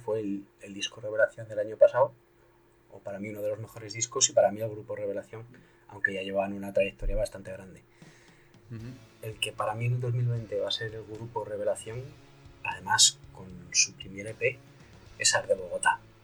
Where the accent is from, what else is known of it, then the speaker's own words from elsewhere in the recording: La Rioja, Spain; no soy gallego, por supuesto, soy de La Rioja